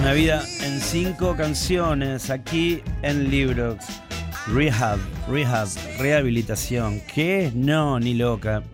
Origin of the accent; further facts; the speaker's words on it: Ituzaingó, Buenos Aires Province, Argentina; Cuando era chico, por acá por Ituzaingó, ahí de Vila, la mamá de mi amigo Eduardo Urio, nos cantaba la canción